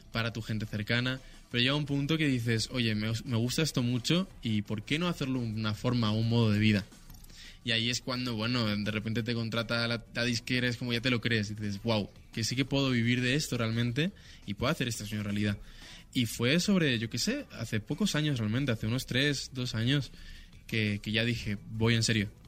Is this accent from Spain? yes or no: yes; Ibiza, Balearic Islands, Spain; born there; Yo nací en Ibiza y con cuatro años mis padres